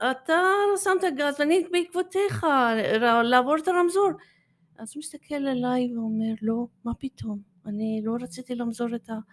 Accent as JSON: {"language": "Hebrew", "country": "Iran", "moved": "yes", "lives_now": "Israel", "said": "אמ, אין קשר, אבל יש קשר מאיפה, מאיפה שאני באה. אני שעליתי ארצה"}